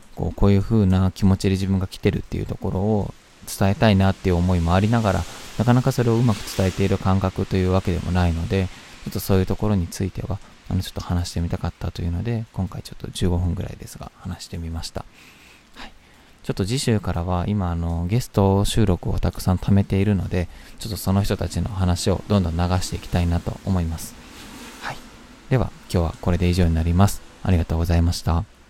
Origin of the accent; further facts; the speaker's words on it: Kyoto, Japan; 京都はもちろんあの知ってた土地というか生まれ育った町